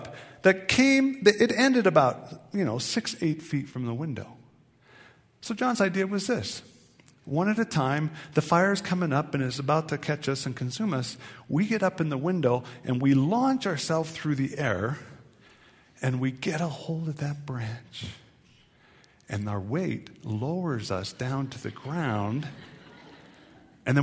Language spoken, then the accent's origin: English; Tacoma, Washington, United States; I grew up in Western Washington, Tacoma, Seattle area